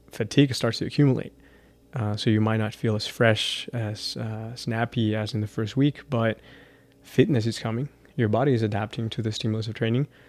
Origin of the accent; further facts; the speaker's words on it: Chihuahua, Mexico; now in El Paso, United States; growing up in Chihuahua and then traveling all around the world